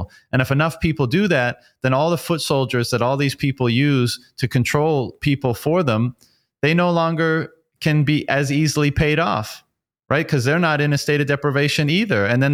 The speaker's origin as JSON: {"language": "English", "country": "Canada", "tie": "born or raised there", "said": "I grew up in Canada"}